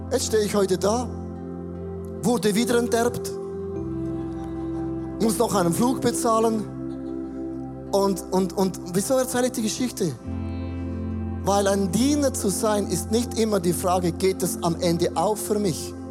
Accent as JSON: {"language": "German", "country": "Switzerland", "said": "ich als Schweizer"}